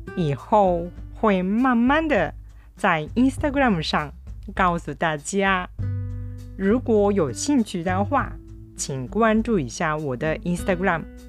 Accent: Japan; now in Kobe, Japan; 私の生まれた町はとっても小さい町

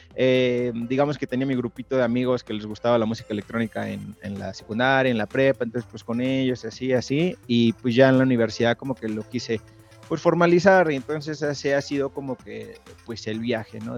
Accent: Mexico City, Mexico; also born or lived in Tepoztlán; yo soy de la Ciudad de México

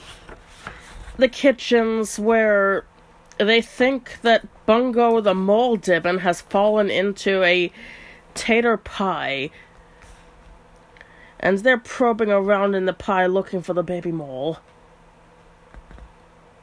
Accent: United States; we're both American

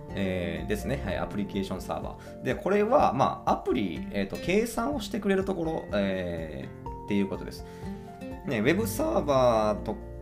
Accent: Imabari, Ehime, Japan; 今治市私の地元ですね

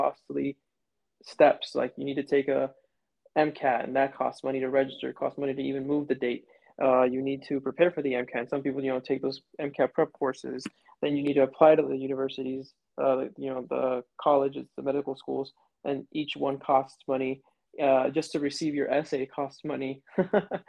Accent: Florida, United States; moved away as an adult; now in New Mexico, United States; I'm from Florida

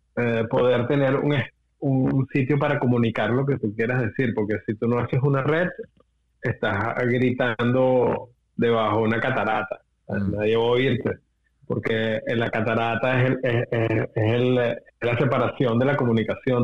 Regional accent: Venezuela; nosotros como venezolanos

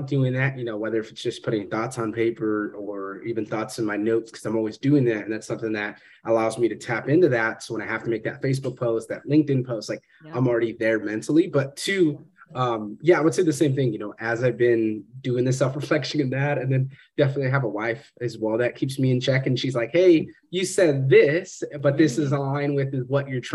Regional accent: Fresno, California, United States; moved away; growing up in Fresno

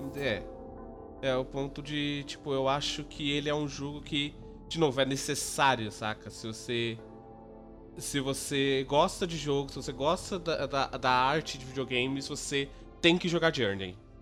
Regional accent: São Paulo, Brazil; eu, como paulista

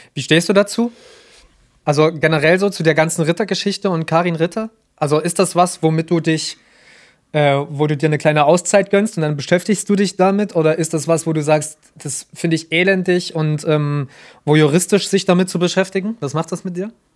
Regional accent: Germany; in der wir jetzt leben, als Deutsche

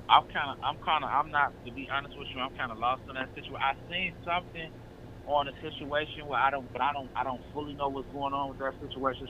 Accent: Chicago, Illinois, United States; I'm from Chicago, Illinois.

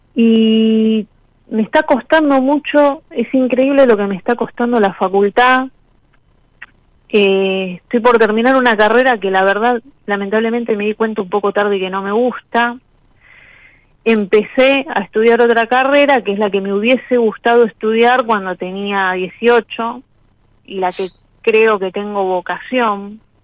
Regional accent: Buenos Aires, Argentina; Soy de Flores, Capital Federal

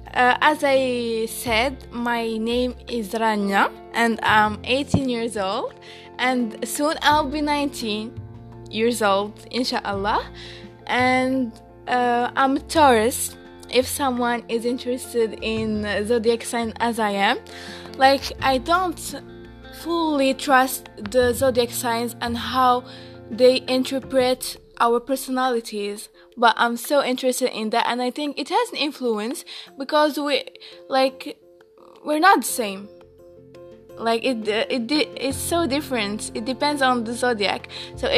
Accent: Marrakesh, Marrakesh-Safi, Morocco; We are from Morocco, and I am from Marrakesh, my origin.

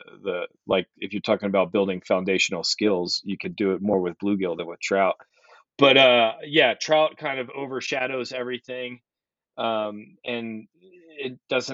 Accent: Maryland, United States; I grew up in Maryland, mid-Atlantic

